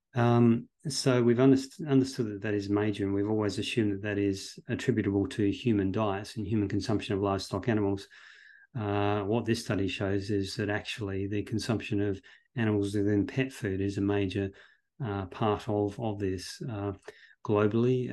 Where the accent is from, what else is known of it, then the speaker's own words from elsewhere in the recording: Australia; I'm originally from Australia